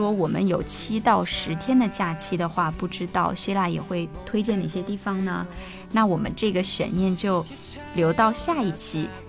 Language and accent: Chinese; southern China, China; 因为我是南方人嘛